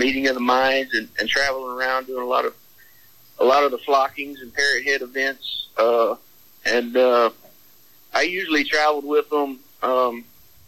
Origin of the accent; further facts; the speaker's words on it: Texas, United States; also born or lived in Conroe, Texas; I came back home here to Texas